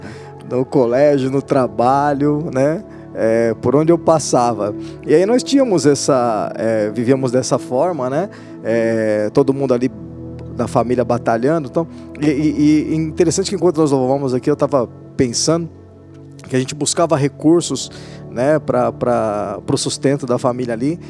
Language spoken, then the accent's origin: Portuguese; Brazil; nós, nós crescemos num bairro de periferia, acho que com muito dos irmãos aqui, né? Uma vida é, bem difícil, uma vida bem simples, né? Aquela família brasileira